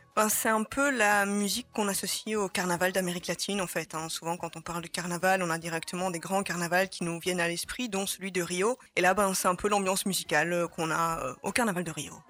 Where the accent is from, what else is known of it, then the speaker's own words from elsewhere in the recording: Charleroi, Wallonia, Belgium; moved away as an adult; also born or lived in Brussels; j'ai grandi à Charleroi